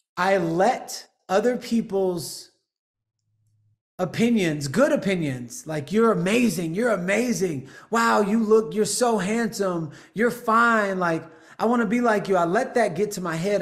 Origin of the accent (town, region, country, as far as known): Houston, Texas, United States; also born or lived in Los Angeles, United States; now in Austin, United States